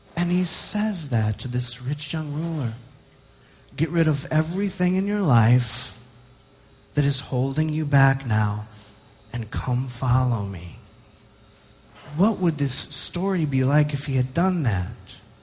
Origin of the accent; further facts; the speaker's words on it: United States; as an American